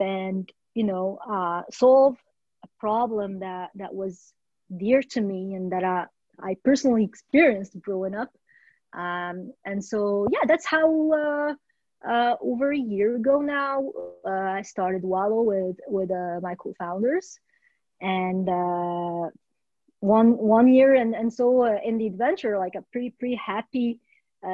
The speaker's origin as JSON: {"language": "English", "country": "Morocco", "tie": "born or raised there", "also_born_or_lived": "France / Australia", "moved": "as an adult", "lives_now": "Canada", "said": "born and raised in Morocco"}